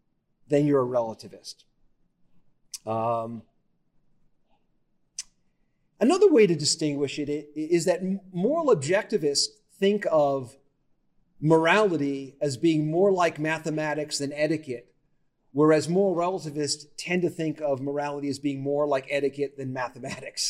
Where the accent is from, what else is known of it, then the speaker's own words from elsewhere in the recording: Las Vegas, Nevada, United States; I grew up in Las Vegas, which is unusual